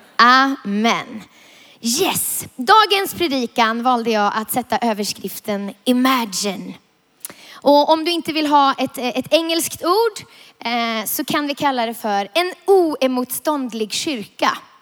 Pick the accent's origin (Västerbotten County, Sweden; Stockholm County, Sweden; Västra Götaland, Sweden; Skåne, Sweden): Västerbotten County, Sweden; Vilhelmina; jag är uppvuxen i Norrlands inland, i södra Lappland, i Vilhelmina, för att vara exakt